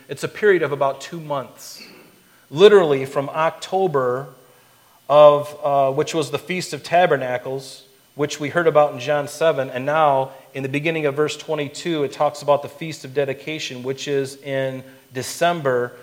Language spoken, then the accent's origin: English; Florida, United States; I grew up in Florida